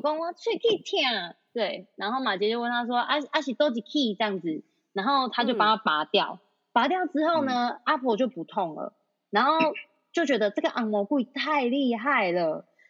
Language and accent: Chinese; Taiwan; 我们台湾人才是战斗民族